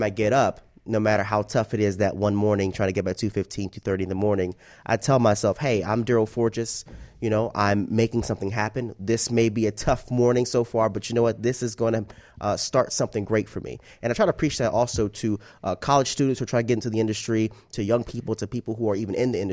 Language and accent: English; Atlanta, Georgia, United States; moved away as an adult; also born or lived in Fayetteville, Georgia / Montgomery, Alabama; now in Miami, United States; I'm from Atlanta